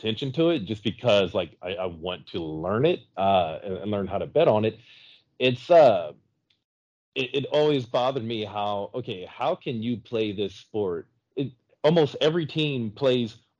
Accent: South Louisiana, United States; I'm from South Louisiana

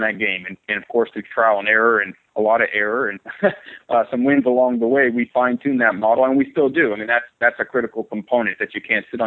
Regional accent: San Diego, California, United States; I'm from San Diego, California, born and raised

